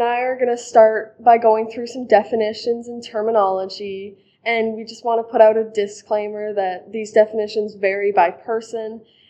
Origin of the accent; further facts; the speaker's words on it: Kindersley, Saskatchewan, Canada; I'm 17 years old. I'm from Kindersley, Saskatchewan.